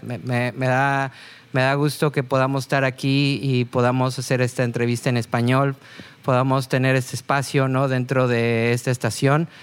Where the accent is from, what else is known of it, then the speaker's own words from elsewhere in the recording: Mexico; para nosotros como mexicanos